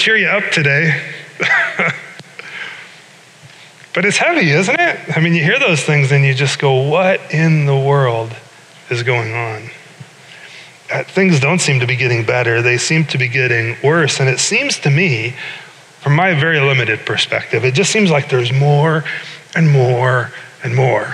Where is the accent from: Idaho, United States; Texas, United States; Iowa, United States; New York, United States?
Iowa, United States; moved away as an adult; also born or lived in Chicago; I grew up in Iowa, went to Iowa State, and then spent 5 years in Chicago attending Moody Bible Institute downtown